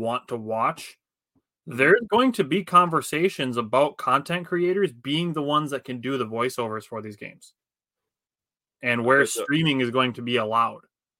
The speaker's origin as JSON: {"language": "English", "region": "Wisconsin", "country": "United States", "said": "I'm from Wisconsin. I don't drink any beers."}